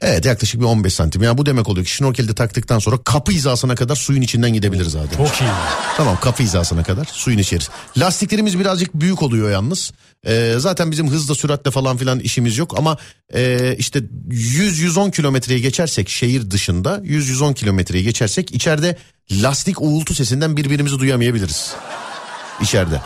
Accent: Istanbul, Turkey; Ben o mahalleliyim, doğma büyüme.

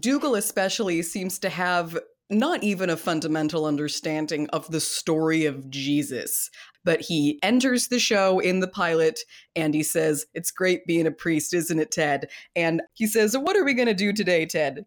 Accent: United States

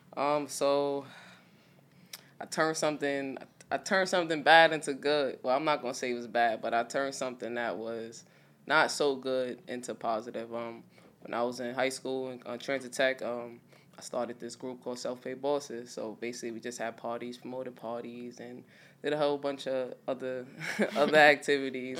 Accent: New York City, New York, United States; I'm from Brownsville, Brooklyn

